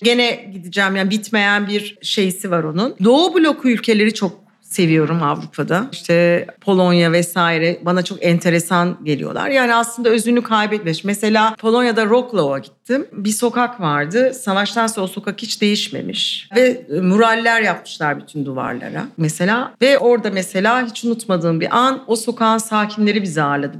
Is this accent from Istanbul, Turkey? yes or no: yes; Istanbul, Turkey; İstanbulluyum. Yani doğma büyüme, ailem de İstanbullu